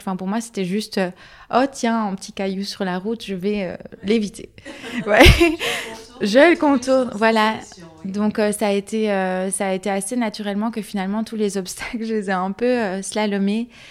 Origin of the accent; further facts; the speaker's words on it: Luxembourg Province, Wallonia, Belgium; moved away as an adult; now in Brussels, Belgium; je viens de la province du Luxembourg à la base, mais j'habite à Bruxelles depuis 7 ans